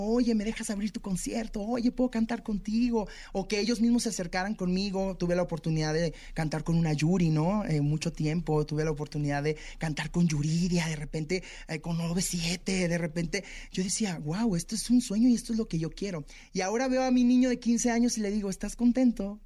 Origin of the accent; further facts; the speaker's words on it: Tijuana, Baja California, Mexico; Yo soy de Tijuana